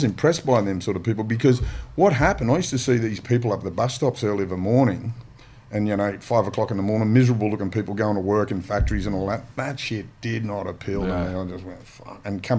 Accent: Mount Druitt, New South Wales, Australia; Growing up in Mount Druitt

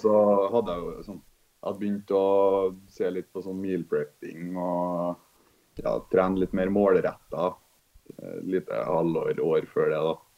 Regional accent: Trondheim, Trøndelag, Norway; Jeg kommer fra Trondheim.

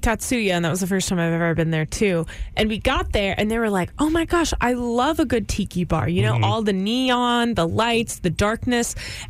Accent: Galveston, Texas, United States; I grew up around Galveston.

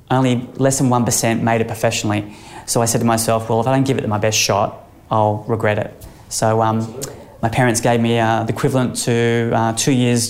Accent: Sunshine Coast, Queensland, Australia; growing up on the Sunshine Coast, I played a lot of sport

